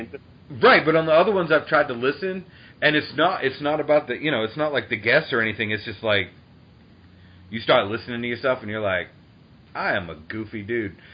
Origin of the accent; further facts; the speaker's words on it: Taunton, Massachusetts, United States; moved away; I grew up in um in Taunton.